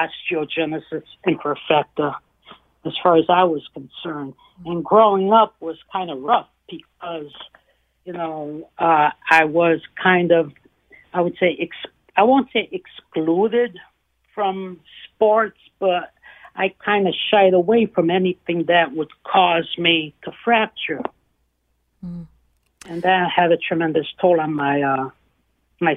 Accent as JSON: {"language": "English", "country": "Italy", "tie": "born there", "moved": "yes", "said": "because I was not born in this country. I was born in Italy"}